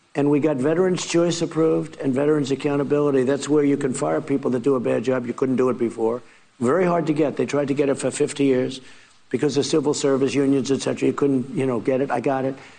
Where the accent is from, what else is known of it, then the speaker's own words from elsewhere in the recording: New York, United States; I was from Manhattan, from New York.